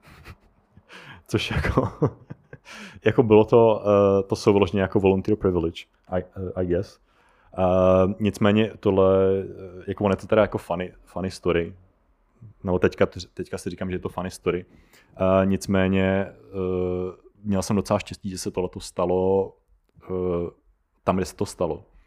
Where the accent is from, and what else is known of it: Czechia